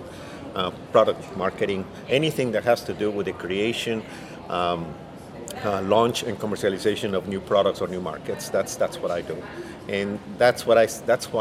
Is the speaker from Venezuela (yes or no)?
no; Mexico; moved away as an adult; now in United States; I was born in Mexico, first of all. I arrived in the U.S. several years ago, but obviously my entire family still lives in Mexico